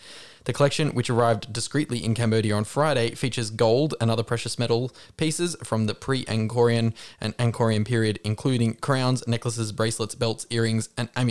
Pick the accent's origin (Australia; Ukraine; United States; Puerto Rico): Australia; Well, I'm Australian.